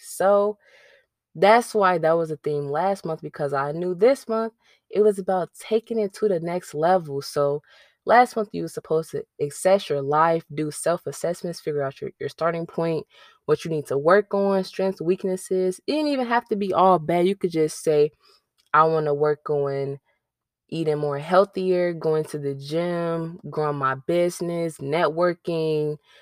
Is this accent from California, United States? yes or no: no; Chicago, Illinois, United States; now in North Carolina, United States; I'm from Chicago